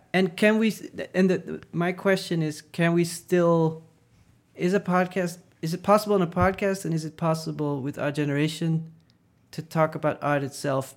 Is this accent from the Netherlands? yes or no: yes; Netherlands; moved away; I grew up in the Netherlands